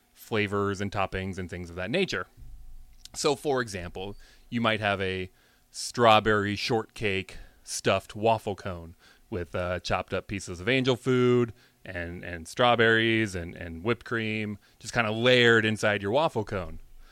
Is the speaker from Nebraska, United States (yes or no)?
yes; Panama, Nebraska, United States; I grew up in Panama, Nebraska